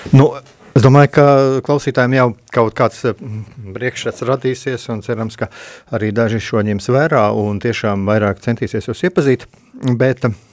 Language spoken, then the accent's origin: Latvian; Latvia